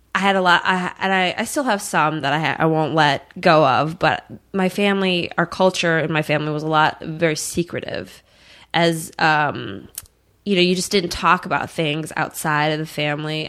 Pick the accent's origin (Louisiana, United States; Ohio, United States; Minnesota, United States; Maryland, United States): Minnesota, United States; Eagan; moved away as an adult; also born or lived in California; I grew up in Eagan, which is a suburb of Saint Paul